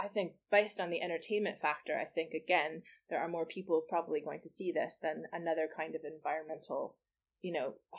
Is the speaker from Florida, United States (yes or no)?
yes; Florida, United States; now in Leith, United Kingdom; I'm from Florida, and I can't tell you, as someone who grew up in Florida